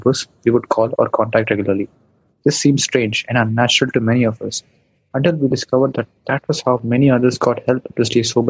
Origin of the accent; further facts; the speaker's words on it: India; I'm from India.